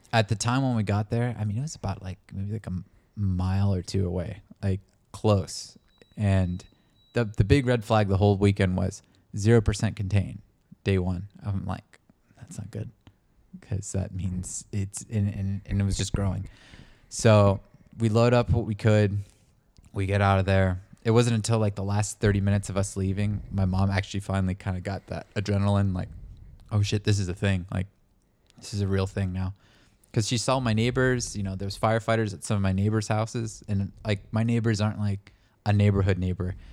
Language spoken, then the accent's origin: English; El Dorado wildfire area, California, United States; where I grew up, my hometown, in my little rural neighborhood